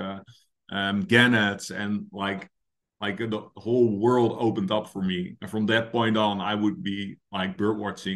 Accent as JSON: {"language": "English", "town": "The Hague", "region": "South Holland", "country": "Netherlands", "tie": "born or raised there", "said": "I grew up in Scheveningen, another very horrible name to pronounce, which is basically The Hague by the coast in the Netherlands"}